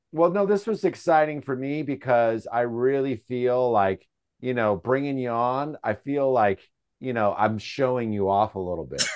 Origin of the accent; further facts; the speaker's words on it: San Francisco, California, United States; I'm, you know, from San Francisco, we're in a band